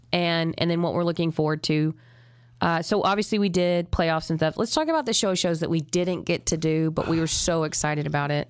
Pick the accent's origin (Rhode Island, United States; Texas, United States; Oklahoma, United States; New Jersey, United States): Texas, United States; I'm from Texas.